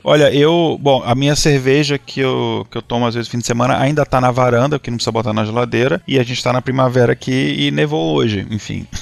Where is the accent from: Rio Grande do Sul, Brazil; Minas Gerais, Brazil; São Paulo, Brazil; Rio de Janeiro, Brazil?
Minas Gerais, Brazil; moved away; eu sou, sou mineiro, né? Eu tava visitando a eh, família em Minas